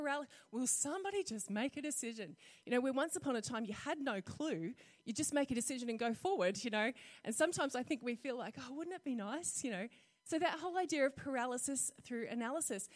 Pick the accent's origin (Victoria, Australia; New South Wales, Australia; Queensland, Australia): Queensland, Australia; North; I grew up in North Queensland, so we used to have green ant nests